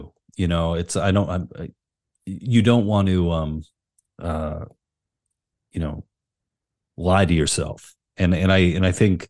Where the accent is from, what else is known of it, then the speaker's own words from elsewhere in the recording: Queens, New York, United States; No, I grew up in Queens, New York. I was born in 82, so I'm 40.